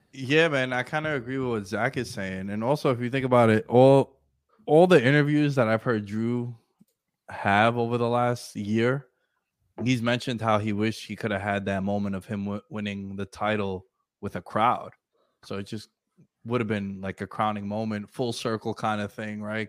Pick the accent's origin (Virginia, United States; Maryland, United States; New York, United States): New York, United States; New York City; I'm from New York City